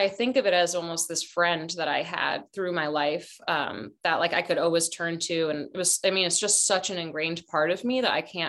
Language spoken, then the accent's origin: English; Boston, Massachusetts, United States; also born or lived in Barcelona, Spain; now in Oakland, United States; I'm from Boston, but like culturally from Spain, but we lived in Boston